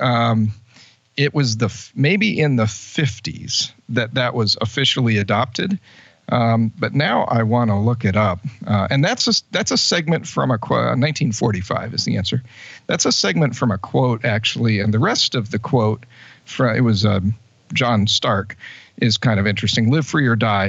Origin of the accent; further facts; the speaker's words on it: Fresno, California, United States; moved away as an adult; now in Keene, United States; I grew up in Fresno, California